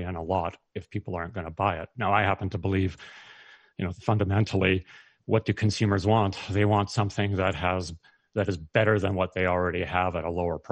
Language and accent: English; Canada; as a Canadian